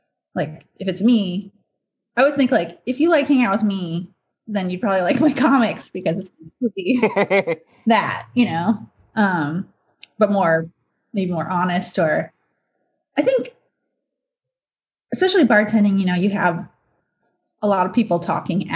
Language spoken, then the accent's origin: English; Evanston, Illinois, United States; I grew up in Chicago